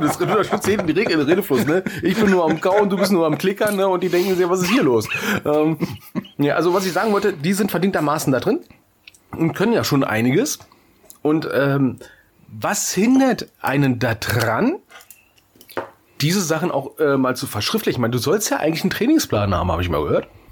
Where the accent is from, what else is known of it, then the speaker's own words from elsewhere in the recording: Berlin, Germany; moved away; ich war in meiner Heimatstadt, ja, in Berlin